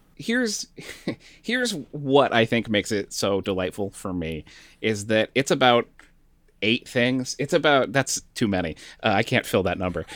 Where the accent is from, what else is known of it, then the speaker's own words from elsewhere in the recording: Northeast, United States; now in Texas, United States; growing up in the Northeast